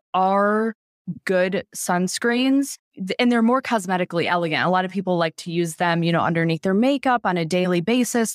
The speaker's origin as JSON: {"language": "English", "region": "Michigan", "country": "United States", "tie": "born or raised there", "said": "I grew up in Michigan where, you know, we did not get a lot of sunny days"}